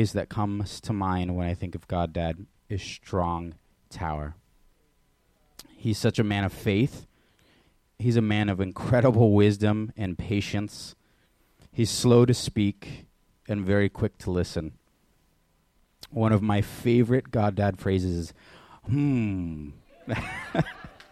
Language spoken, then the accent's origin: English; Oak Harbor, Washington, United States; moved away; I was born in Oak Harbor in 1993. And I grew up here when I was younger.